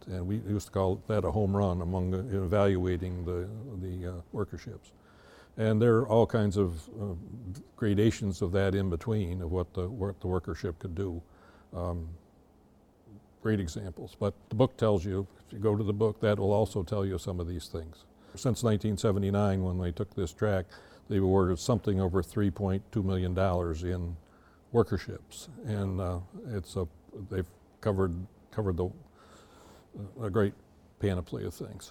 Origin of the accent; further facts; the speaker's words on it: Lewis County, New York, United States; also born or lived in Watertown, New York; we moved to Lewis County when I was eight